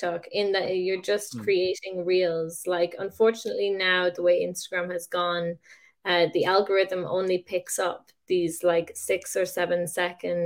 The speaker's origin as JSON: {"language": "English", "country": "Ireland", "said": "I am Irish"}